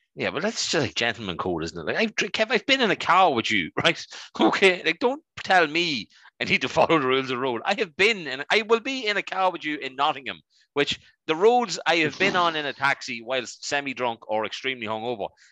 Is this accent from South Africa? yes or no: no; Dundalk, County Louth, Ireland; we lived out in the countryside outside of our lovely town of Dundalk